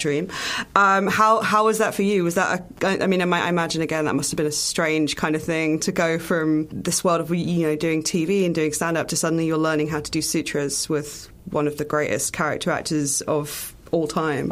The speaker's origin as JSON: {"language": "English", "country": "United Kingdom", "said": "as a British person"}